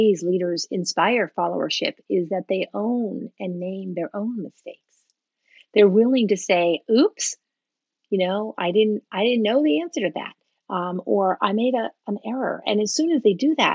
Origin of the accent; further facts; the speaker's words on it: United States; first language English; I was born in the U.S., that English is my first language